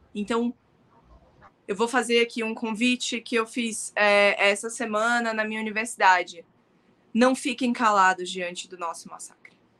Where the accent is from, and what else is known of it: Brazil; born or raised there; also born or lived in Palestine (ancestry)